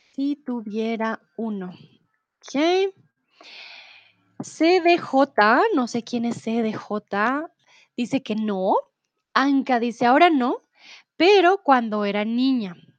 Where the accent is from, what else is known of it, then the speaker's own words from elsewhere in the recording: Bogotá, Colombia; soy de Colombia, de Bogotá